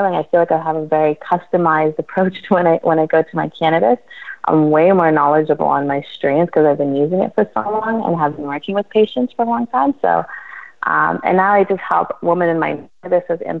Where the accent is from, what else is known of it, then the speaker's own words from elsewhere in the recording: Toronto, Ontario, Canada; I was born in Toronto, Canada. I was born and raised here